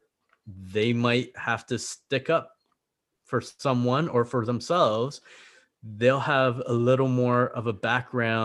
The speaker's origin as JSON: {"language": "English", "town": "Brampton", "region": "Ontario", "country": "Canada", "tie": "born or raised there", "second_language": "English", "lives_now": "Niagara, Canada", "said": "growing up in Brampton"}